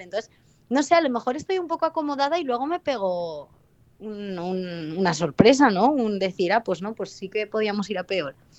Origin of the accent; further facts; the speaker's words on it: Valencian Community, Spain; ni yo como valenciana